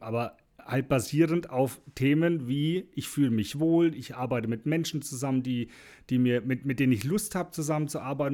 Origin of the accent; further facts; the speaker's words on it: Franconia, Bavaria, Germany; bei uns in Franken